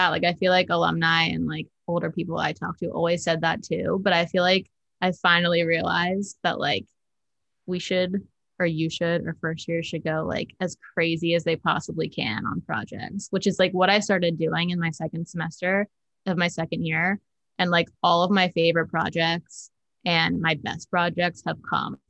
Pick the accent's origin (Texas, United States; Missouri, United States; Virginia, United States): Virginia, United States; Virginia Beach; moved away as an adult; also born or lived in Charlottesville; now in Richmond, United States; I'm from Virginia Beach. I was born and raised there.